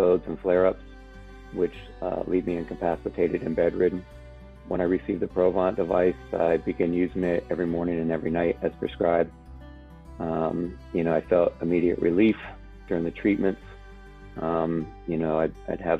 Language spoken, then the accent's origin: English; Alexandria, Virginia, United States; I grew up in Alexandria, Virginia